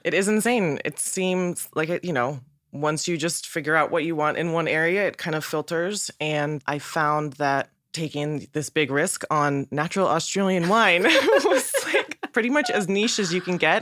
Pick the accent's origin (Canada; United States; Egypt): United States; Northern California; I'm from Northern California